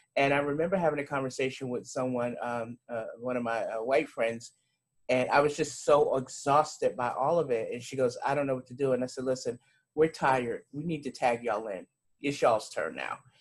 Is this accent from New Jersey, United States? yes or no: no; New York City, New York, United States; accent: New York; now in Charlotte, United States; I'm originally from Brooklyn, New York.